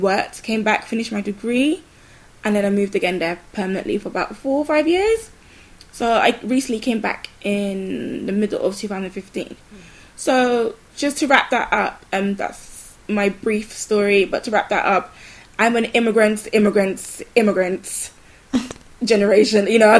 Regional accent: Lisbon, Portugal; And so I was born in Portugal, and it was a very interesting experience. I have, like, the most nostalgic memories of growing up in Lisbon and the community that I had.

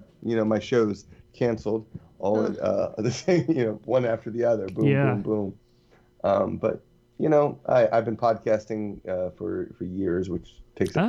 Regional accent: Texas, United States; also born or lived in New Orleans / Birmingham; now in Atlanta, United States; I'm originally from Texas, moved to New Orleans

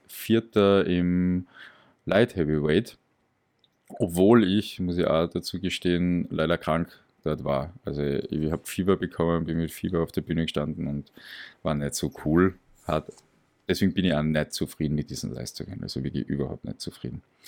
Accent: Graz, Styria, Austria; Aus Graz. Also ich bin aus Österreich, okay. aus Graz

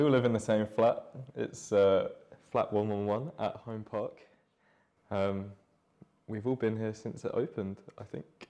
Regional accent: Deal, South East England, United Kingdom; I'm from Deal in Kent, which is a very nice seaside town. It has a lot of history in fishing and smuggling. And it's very close to France, and it's where Julius Caesar landed when he first came to England.

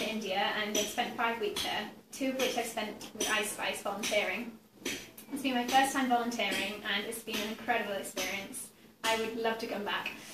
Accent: England, United Kingdom; I'm from England

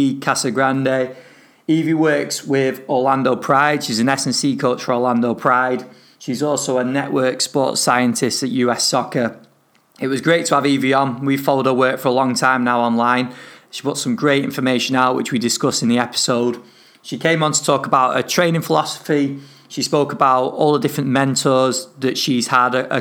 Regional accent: northern England, United Kingdom; accent: northern; my northern accent

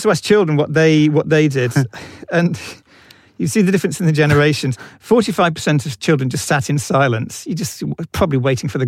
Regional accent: United Kingdom; we are British

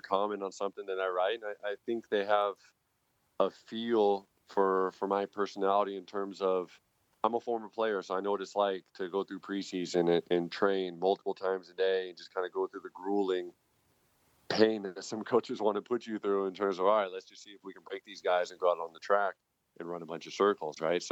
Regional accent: United States; moved away as an adult; also born or lived in France; now in Germany; I'm born and raised in America

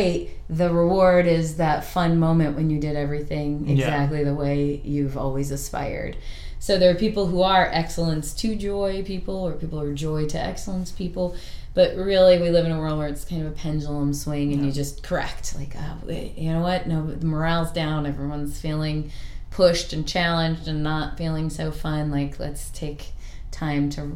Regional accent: East Coast, United States; also born or lived in Chicago, Illinois; now in Portland, United States; I'm from the East Coast and from Chicago

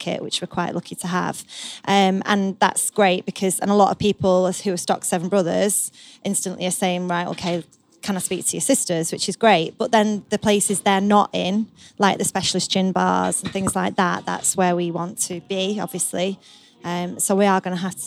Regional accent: Salford, North West England, United Kingdom; we are actually genuinely four sisters, born and bred in Salford.

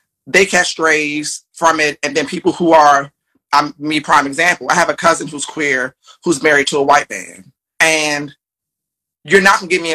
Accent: Largo, Maryland, United States; I grew up in Largo, Maryland, black enclave, mostly black people

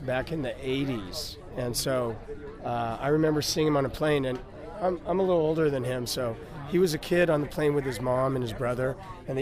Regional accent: Seattle, Washington, United States; moved away; also born or lived in Los Angeles; I'm from Seattle, and I moved down to Los Angeles in 1985

